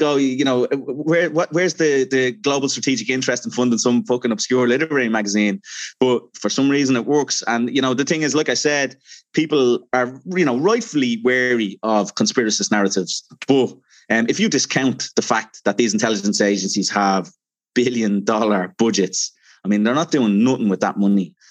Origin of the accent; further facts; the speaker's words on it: Dublin, Leinster, Ireland; I'm from Dublin.